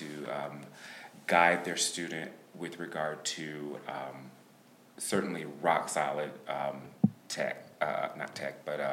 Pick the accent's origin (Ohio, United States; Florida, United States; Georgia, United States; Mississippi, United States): Georgia, United States; Macon; Macon, Georgia.